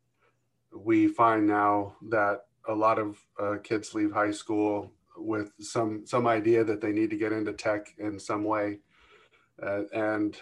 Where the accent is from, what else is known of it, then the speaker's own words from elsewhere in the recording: Kentucky, United States; moved away as an adult; also born or lived in California / Atlanta, Georgia; now in Michigan, United States; I was born in California and raised in Kentucky, my formative years